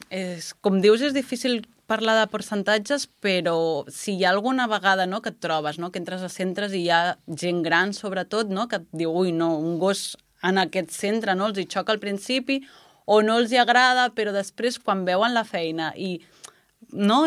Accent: Puigcerdà, Catalonia, Spain; also born or lived in Prats i Sansor, Lleida; jo sóc de la Cerdanya i vaig néixer a Puigcerdà.

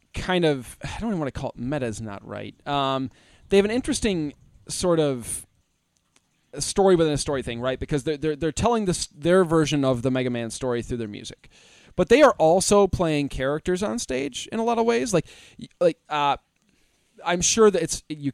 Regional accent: United States; us American folk

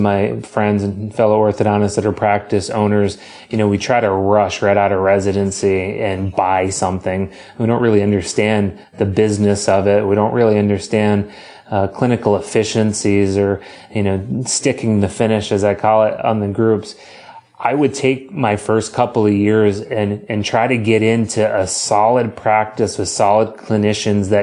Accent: Boston, Massachusetts, United States; moved away as an adult; also born or lived in Illinois; as a Boston kid, if you can not hear it in my accent, it's because I hide it amazingly well.

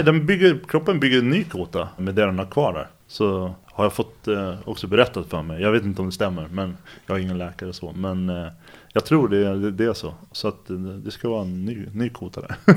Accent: Stockholm, Stockholm County, Sweden; Jag är uppvuxen i Bromma, ligger i Stockholm.

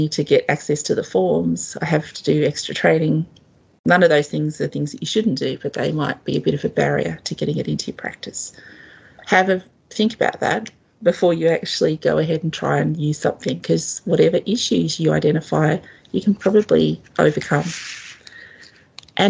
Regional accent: Australia; as an Australian

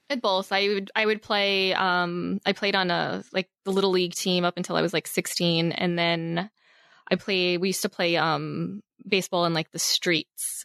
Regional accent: Long Island, New York, United States; moved away as an adult; also born or lived in Queens, New York; now in Los Angeles, United States; I grew up mostly, mostly on Long Island, New York, uh, originally born in Queens, then moved to, like, Long Island when I was about seven

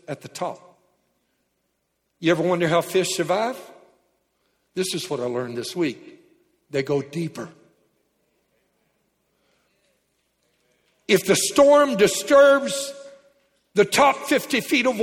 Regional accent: Louisiana, United States; I'm from Louisiana

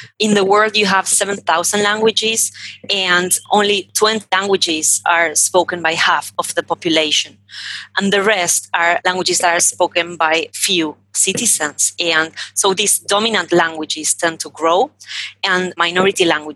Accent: Argentina; born in Argentina

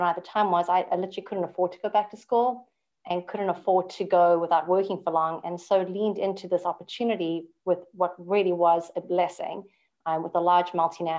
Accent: South Africa; moved away as an adult; now in Canada; born and bred in South Africa, I immigrated when I was literally 5 days married to my husband.

